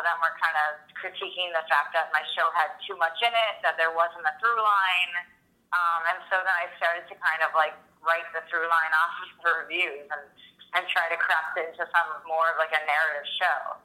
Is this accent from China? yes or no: no; United States; an American female